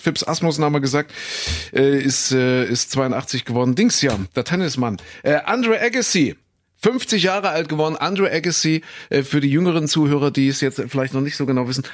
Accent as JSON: {"language": "German", "area": "Kuhköthen", "region": "East Germany", "country": "Germany", "tie": "born or raised there", "said": "in Kuhköthen, da wo ich groß geworden bin"}